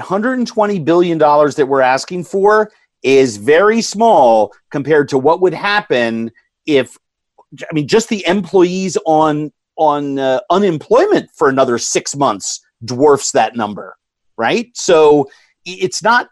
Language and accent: English; New York, United States; Growing up in New York in a very progressive family